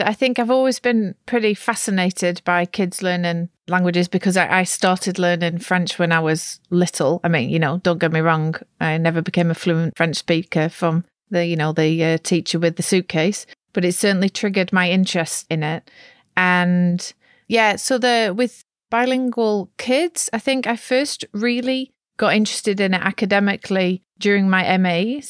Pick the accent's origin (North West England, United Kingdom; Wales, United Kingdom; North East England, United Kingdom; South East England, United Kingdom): North West England, United Kingdom; accent: Lancashire; my accent's not as strong as it used to be, but when I went to high school, and I had one of the strongest accents, Lancashire accent.